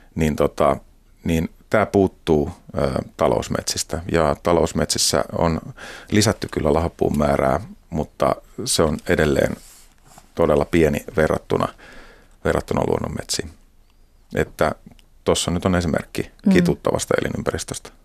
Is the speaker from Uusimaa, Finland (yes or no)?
no; Hämeenlinna, Kanta-Häme, Finland; mä oon Hämeenlinnasta ja siellä sitten fillaroin kavereiden kanssa ja kiikaroin maisemaa